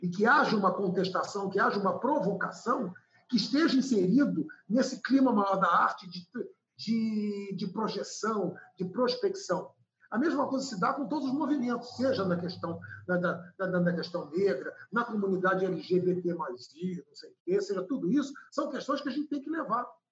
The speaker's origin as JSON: {"language": "Portuguese", "town": "Brasília", "region": "Federal District", "country": "Brazil", "tie": "born or raised there", "also_born_or_lived": "Recife", "moved": "yes", "lives_now": "Rio de Janeiro, Brazil", "said": "eu tive uma infância feliz em Brasília, que eu corria quilômetros e voltava para casa"}